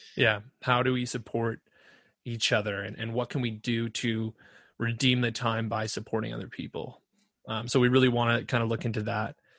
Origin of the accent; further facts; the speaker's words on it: Ontario, Canada; I'm from Ontario